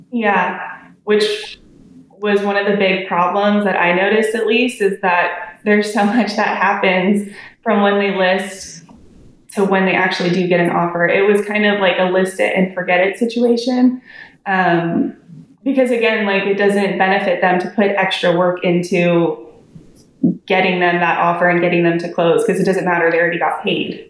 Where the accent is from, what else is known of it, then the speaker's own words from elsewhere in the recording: San Diego, California, United States; now in Dallas-Fort Worth, United States; I'm a realtor in the Dallas Fort Worth area of Texas. I'm originally from San Diego